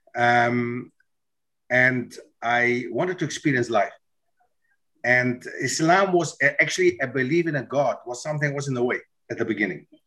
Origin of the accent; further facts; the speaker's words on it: Germany; moved away as an adult; also born or lived in Netherlands; grew up in Germany